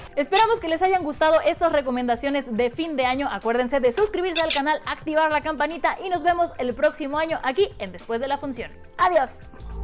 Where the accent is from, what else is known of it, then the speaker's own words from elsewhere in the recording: Mexico; muchos en México tuvimos que esperar para poder verla